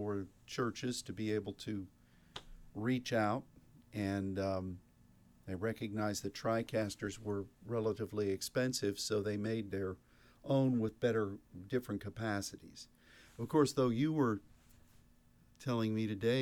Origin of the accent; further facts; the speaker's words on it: Pittsburgh, Pennsylvania, United States; When I was growing up in Pittsburgh